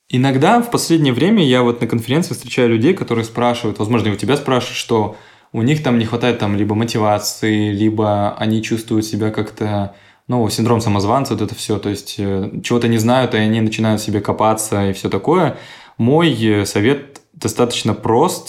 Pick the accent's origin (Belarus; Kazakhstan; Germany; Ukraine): Kazakhstan; Astana; born or raised there; now in Krasnodar, Russia